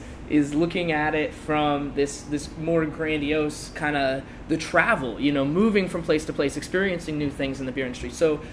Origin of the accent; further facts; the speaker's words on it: Seattle, Washington, United States; now in Portland, United States; I grew up in Seattle